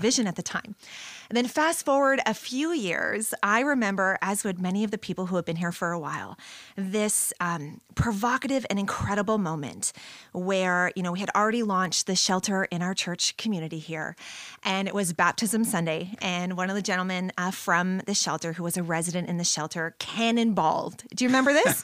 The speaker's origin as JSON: {"language": "English", "town": "St. Catharines", "region": "Ontario", "country": "Canada", "tie": "born or raised there", "moved": "as an adult", "lives_now": "London, Canada", "said": "I was born and raised here in Saint Catharines."}